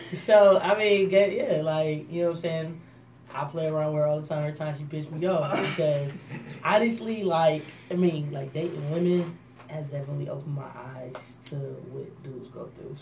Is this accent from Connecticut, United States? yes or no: no; Detroit, Michigan, United States; moved away as an adult; now in Arizona, United States; I'm from Detroit, Michigan